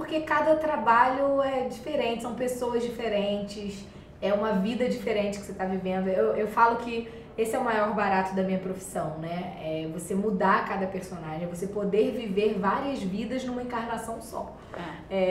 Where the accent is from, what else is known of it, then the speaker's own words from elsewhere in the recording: Rio de Janeiro, Brazil; eu sou carioca